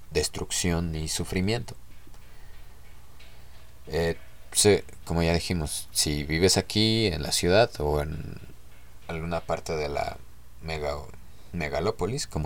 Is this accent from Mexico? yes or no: yes; Mexico City, Mexico; born there; Se escuchaba más chido DF, yo nací eh, en el DF.